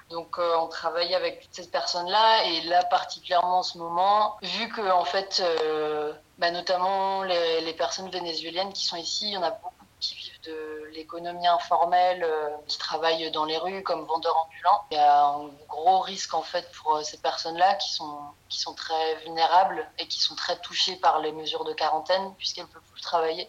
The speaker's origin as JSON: {"language": "French", "country": "France", "moved": "as an adult", "lives_now": "Apartadó, Colombia", "said": "on est français"}